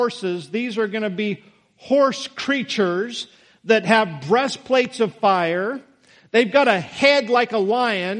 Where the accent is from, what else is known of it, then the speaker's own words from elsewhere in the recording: Idaho, United States; when I grew up in Idaho